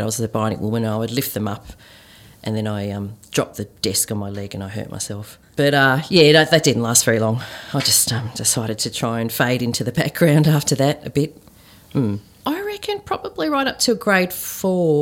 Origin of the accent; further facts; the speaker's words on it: Melbourne, Victoria, Australia; Growing up in Melbourne, southeastern suburbs of Melbourne, where there were hardly any Asians